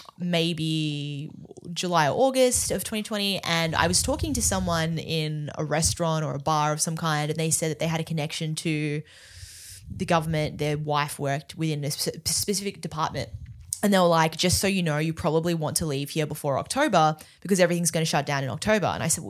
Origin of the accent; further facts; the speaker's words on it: Melbourne, Victoria, Australia; I'm Australian, yeah.